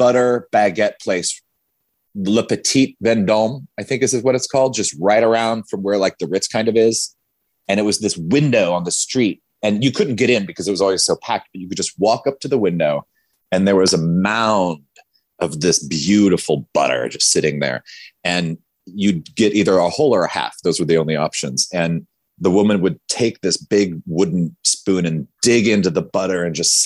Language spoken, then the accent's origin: English; Wamego, Kansas, United States; I was, you know, a gay guy from Wamego, Kansas